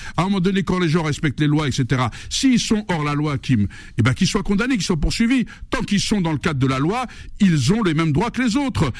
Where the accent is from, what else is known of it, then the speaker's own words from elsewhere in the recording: Algeria; now in France; J'aime mon pays, je défends l'intégrité d'Algérie, je défends ma culture amazir